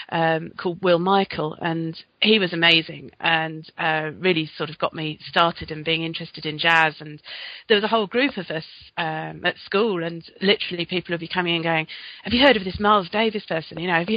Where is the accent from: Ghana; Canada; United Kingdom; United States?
United Kingdom; London; Well, I'm from South London, born in South London, about 10 miles outside the capital